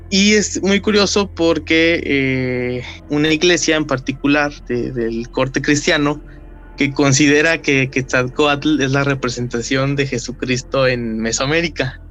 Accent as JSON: {"language": "Spanish", "country": "Mexico", "said": "nos identifica como mexicanos"}